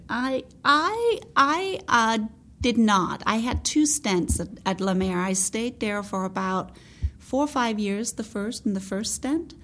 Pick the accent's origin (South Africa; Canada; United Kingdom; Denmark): Denmark; moved away as an adult; also born or lived in New York, United States; now in United States; I'm Scandinavian. I'm born and raised in Denmark. I I came to the US, came to New York